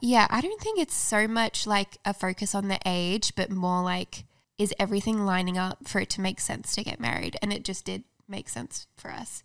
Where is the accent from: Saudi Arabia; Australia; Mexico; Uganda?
Australia; moved away as an adult; now in United States; I'm from Australia